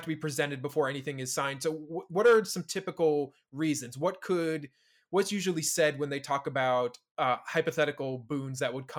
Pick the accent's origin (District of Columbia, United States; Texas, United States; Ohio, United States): District of Columbia, United States; Washington; growing up in Washington, it was a big deal when the Washington team moved from RFK Stadium, which was, you know, downtown DC, to Maryland